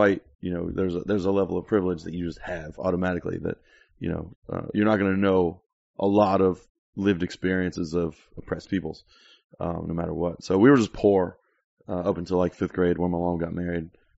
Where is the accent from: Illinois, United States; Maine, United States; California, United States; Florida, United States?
Florida, United States; South; also born or lived in York; Yeah, definitely grew up there.